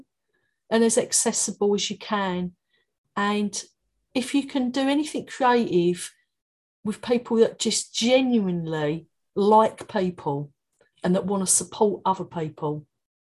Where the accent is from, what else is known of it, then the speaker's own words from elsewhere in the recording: London, United Kingdom; accent: Cockney; moved away as an adult; now in Brighton, United Kingdom; My Cockney accent